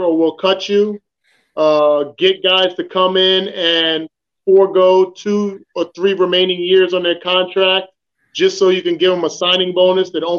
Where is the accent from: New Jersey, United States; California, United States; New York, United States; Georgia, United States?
New Jersey, United States; moved away; I'm from New Jersey